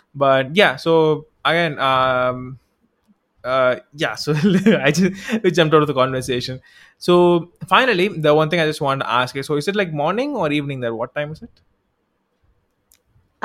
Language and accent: English; Tamil Nadu, India; I'm from South India, I'm from Tamil Nadu, actually